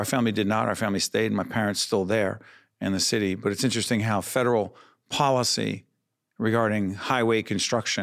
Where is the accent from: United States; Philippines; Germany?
United States; Newark, New Jersey; I'm born and raised in Newark, New Jersey, Brick City